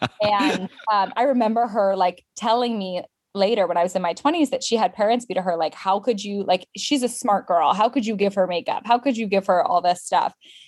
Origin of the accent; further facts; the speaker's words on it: London, United Kingdom; also born or lived in Japan; So I was born in London and then we lived in Japan for a bit. But the bulk of my life was spent in the UK. And my parents are American, hence the no accent.